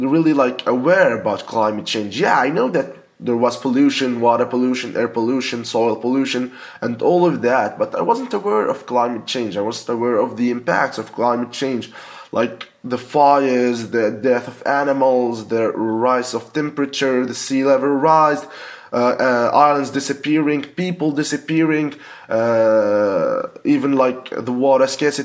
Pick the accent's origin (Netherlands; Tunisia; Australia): Tunisia; I'm 23 years old. I'm from Tunisia.